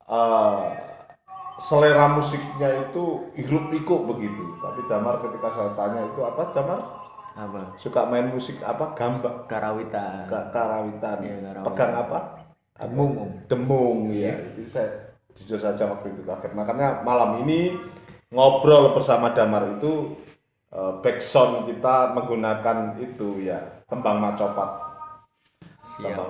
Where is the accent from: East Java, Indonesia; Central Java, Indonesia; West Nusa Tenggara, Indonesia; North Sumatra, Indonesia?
East Java, Indonesia; Nganjuk; iya saya asli Nganjuk kok